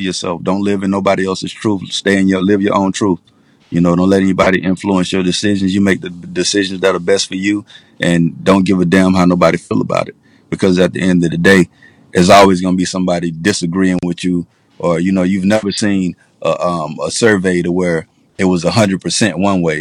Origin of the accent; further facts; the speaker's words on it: Pensacola, Florida, United States; also born or lived in Atlanta; I'm originally from Pensacola, Florida, born and raised